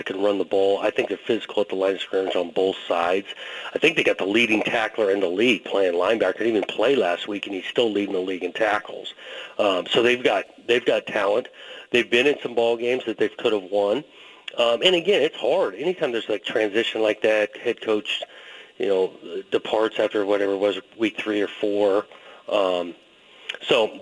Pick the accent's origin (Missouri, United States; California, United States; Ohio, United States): California, United States; Southern; growing up in Southern California